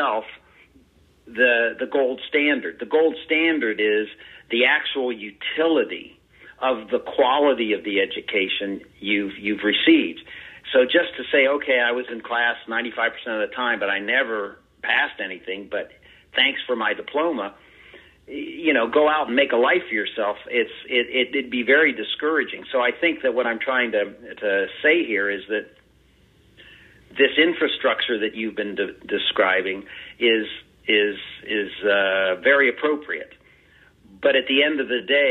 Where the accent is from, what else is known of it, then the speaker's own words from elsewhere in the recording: Ohio, United States; that's my home state, our home state.